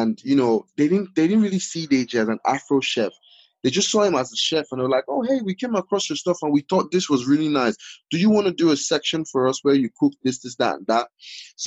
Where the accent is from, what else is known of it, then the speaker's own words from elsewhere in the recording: Walsall, West Midlands, United Kingdom; my hometown, my home city